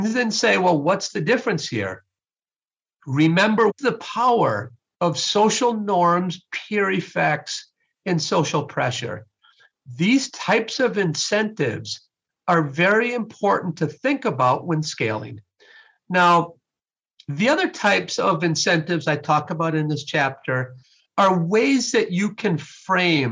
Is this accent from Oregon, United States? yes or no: no; Sun Prairie, Wisconsin, United States; I was raised in Sun Prairie, Wisconsin, and I was born in 1968